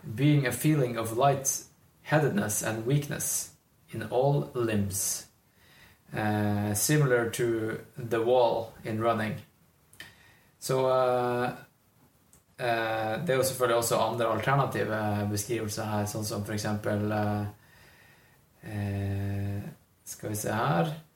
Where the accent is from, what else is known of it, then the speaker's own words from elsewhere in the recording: Northern Norway, Norway; now in Oslo, Norway; Jeg føler meg som nordlending